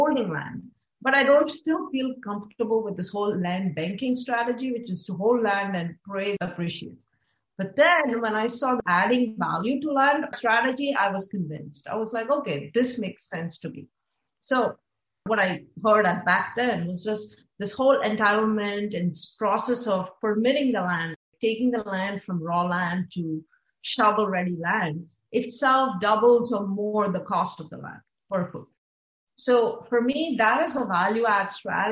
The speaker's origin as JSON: {"language": "English", "country": "India", "tie": "born or raised there", "moved": "yes", "lives_now": "Austin, United States", "said": "growing up in India"}